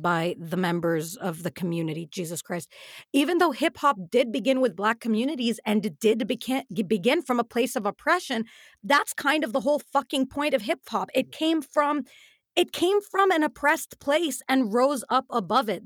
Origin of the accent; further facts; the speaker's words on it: United Arab Emirates; we grew up in the Emirates